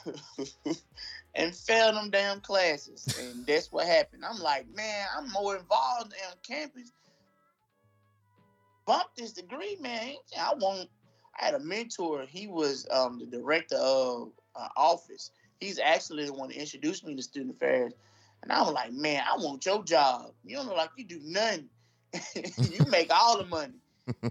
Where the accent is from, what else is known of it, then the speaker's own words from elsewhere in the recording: Shaw, Mississippi, United States; I was born and raised in Shaw, Mississippi